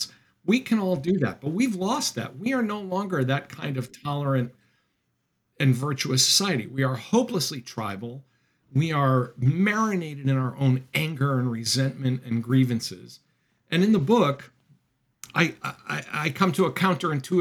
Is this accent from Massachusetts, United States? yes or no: yes; Massachusetts, United States; now in Rhode Island, United States; We're both from Massachusetts